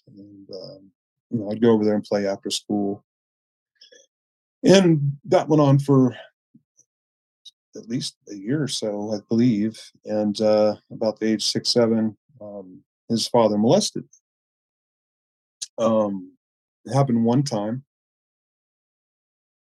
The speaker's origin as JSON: {"language": "English", "town": "Chico", "region": "California", "country": "United States", "tie": "born or raised there", "said": "I grew up in Northern California, so Chico"}